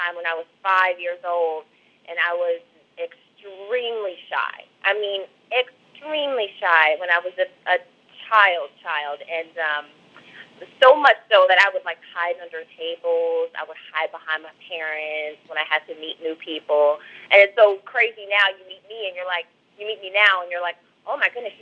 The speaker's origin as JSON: {"language": "English", "town": "Cincinnati", "region": "Ohio", "country": "United States", "tie": "born or raised there", "also_born_or_lived": "Milwaukee, Wisconsin", "moved": "as an adult", "lives_now": "Los Angeles, United States", "said": "I was raised in Cincinnati, but I was actually born in Milwaukee, Wisconsin"}